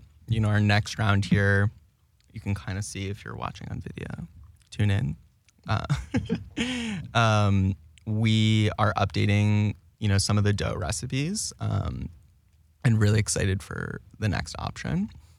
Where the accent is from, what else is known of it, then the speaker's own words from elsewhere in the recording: Plano, Texas, United States; I grew up in Plano, Texas, headquarters of Frito-Lay.